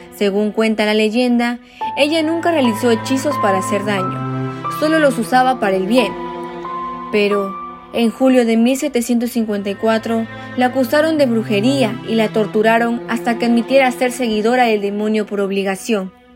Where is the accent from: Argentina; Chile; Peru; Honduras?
Peru; Trujillo, La Libertad; ser trujillana